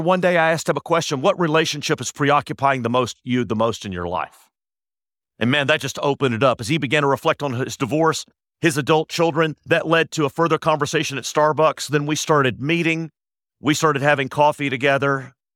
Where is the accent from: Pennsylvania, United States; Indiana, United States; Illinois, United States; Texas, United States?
Texas, United States; Austin; now in Dallas, United States; I was born and raised in Austin